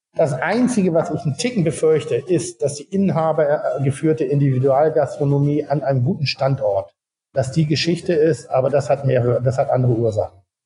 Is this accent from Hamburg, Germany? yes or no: yes; Hamburg, Germany; bei uns in Hamburg